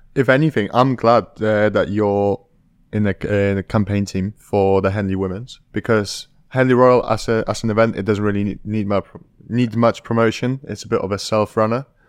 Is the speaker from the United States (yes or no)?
no; Poland; moved away; I'm from a village in Poland.